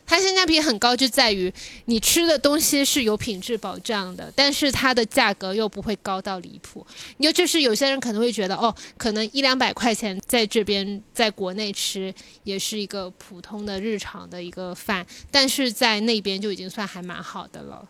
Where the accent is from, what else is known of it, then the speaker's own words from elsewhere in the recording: China; 我们是中国的